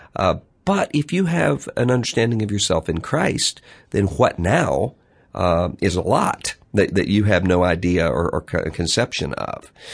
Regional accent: Mississippi, United States; my home state of Mississippi

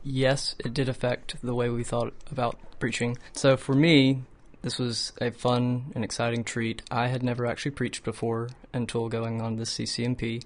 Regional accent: Homewood, Alabama, United States; I was born and raised here in Homewood, uh, Alabama

